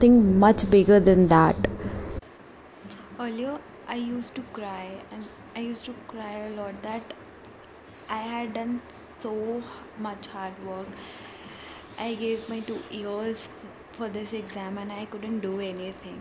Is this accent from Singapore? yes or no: no; India; being an Indian, I pray and I'm really a very spiritual person